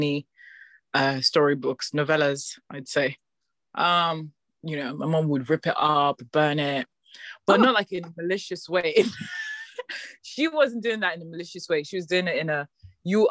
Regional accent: Nigeria; moved away as an adult; now in London, United Kingdom; living on and growing up in Nigeria

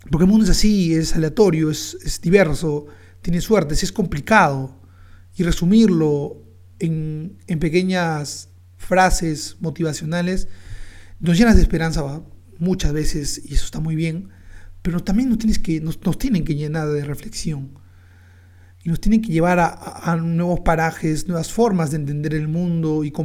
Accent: Peru; Porque nos representa, nuestra identidad como peruanos.

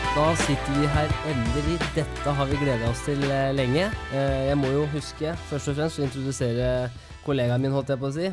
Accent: Kongsvinger, Innlandet, Norway; moved away; Jeg er fra Kongsvinger også, så jeg har veldig brei dialekt når jeg er hjemme.

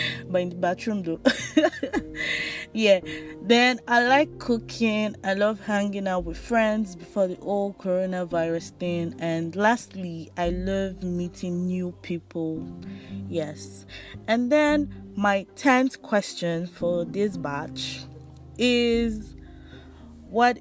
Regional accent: Nigeria; I'm from Nigeria, West Africa.

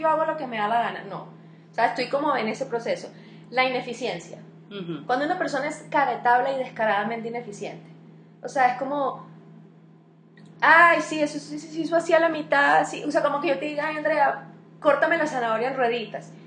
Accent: Venezuela; now in Colombia; los venezolanos somos como unos costeños todos

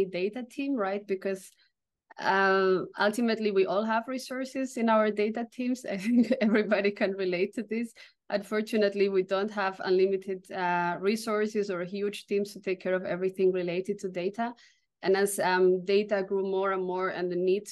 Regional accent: Barcelona, Catalonia, Spain; now in Berlin, Germany; I'm originally from Barcelona in Spain, but located in Berlin for a long time.

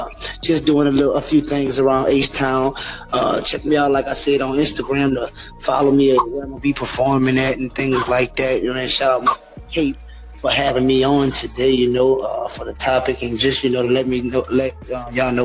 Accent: New Orleans, Louisiana, United States; I'm from New Orleans, Louisiana

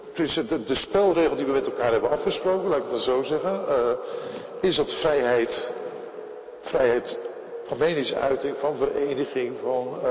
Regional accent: Netherlands; wij als Nederlanders

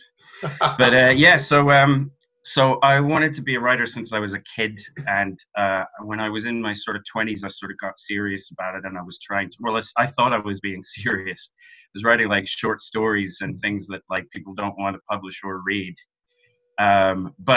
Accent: London, United Kingdom; moved away as an adult; now in Dublin, Ireland; I'm Irish. I grew up in London

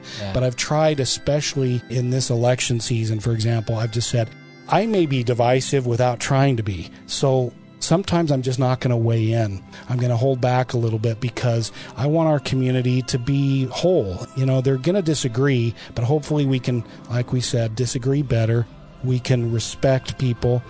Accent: Salt Lake City, Utah, United States; moved away as an adult; I grew up in the East Mill Creek area of Salt Lake

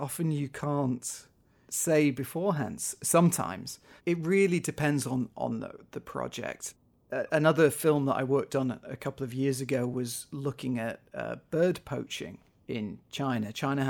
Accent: North West England, United Kingdom; now in -; in the area where I grew up in the Northwest, just outside of Manchester, we're seeing things like these regular floods

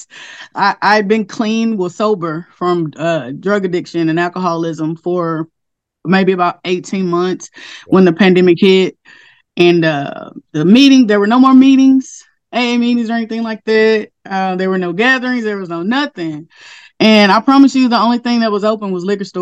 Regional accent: Castor, Louisiana, United States; I grew up in Castor, Louisiana. It's a really, really small town

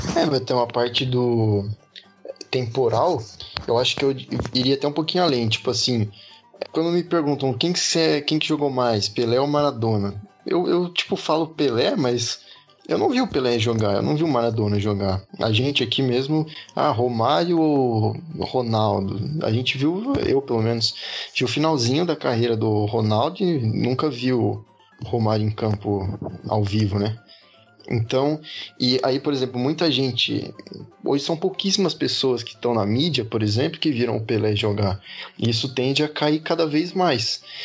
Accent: Brazil; como brasileiro

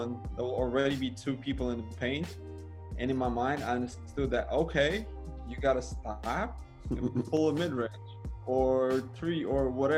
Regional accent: Siberia, Russia; moved away as an adult; also born or lived in Moscow / St. Petersburg / China / Miami; Siberia, my hometown

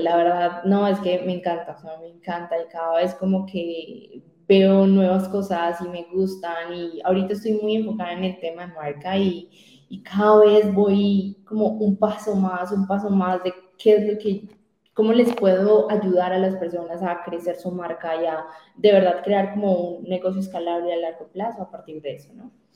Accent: Colombia; yo me quiero quedar en mi tierra, en mi tierra, en mi país

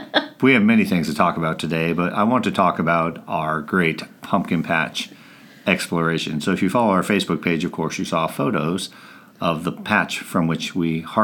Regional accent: Rocky Mountains, United States; But I'm from the Rocky Mountains originally, so I'm hot and uncomfortable most days.

